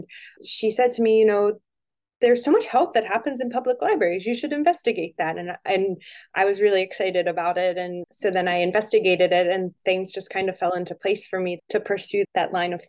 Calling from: Harrisonburg, Virginia, United States; I'm calling in from Harrisonburg, Virginia, where I am an assistant professor of health sciences at James Madison University.

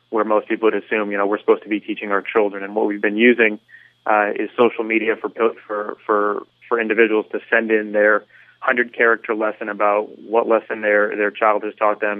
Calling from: Aventura, Florida, United States

